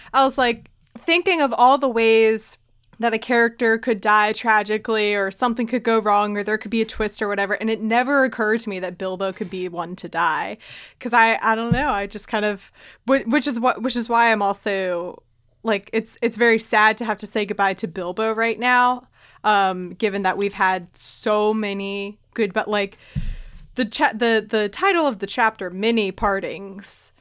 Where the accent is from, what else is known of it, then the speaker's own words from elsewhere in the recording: Richmond, Virginia, United States; my hometown where I am now, Richmond, Virginia